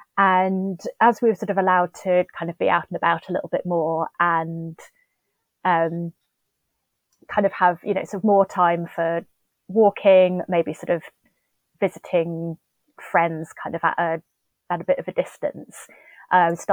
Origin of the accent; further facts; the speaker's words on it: Steyning, South East England, United Kingdom; moved away as an adult; now in London, United Kingdom; I was born and brought up in West Sussex, about sort of 20 miles northwest of Brighton